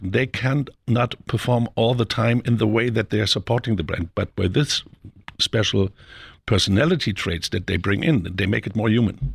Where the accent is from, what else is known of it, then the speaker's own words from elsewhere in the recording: Germany; my home country of Germany